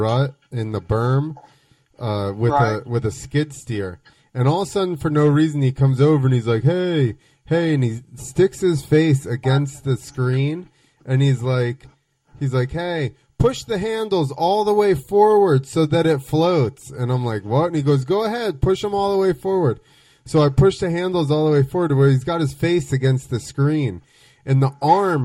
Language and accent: English; New Jersey, United States; I'm from Jersey